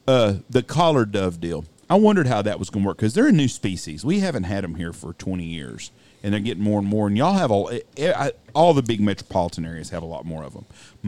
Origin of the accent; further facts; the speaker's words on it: Wichita Falls, Texas, United States; growing up in Wichita Falls